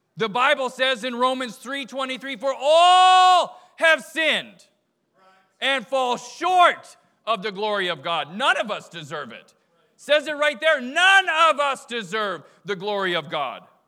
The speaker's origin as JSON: {"language": "English", "country": "Canada", "tie": "born or raised there", "moved": "yes", "said": "I grew up in Canada"}